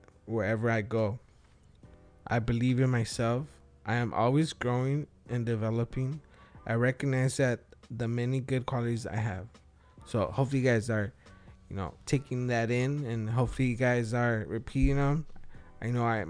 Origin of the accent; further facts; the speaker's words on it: Wilmington, United States; English is a second language; I was raised in Wilmington